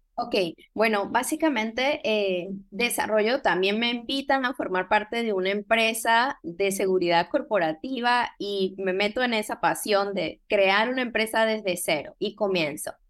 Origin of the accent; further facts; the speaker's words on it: Venezuela; moved away as an adult; now in Panama City, Panama; soy venezolana eh, y tengo años en este país, tengo 16 años en Panamá.